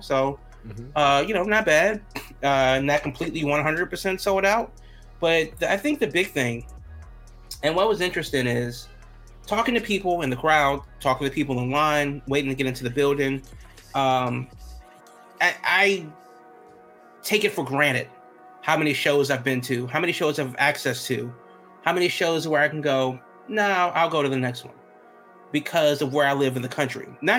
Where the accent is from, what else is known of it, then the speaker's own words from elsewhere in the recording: Chicago, Illinois, United States; I'm just here to tell you that I love you too, though I'm from Chicago.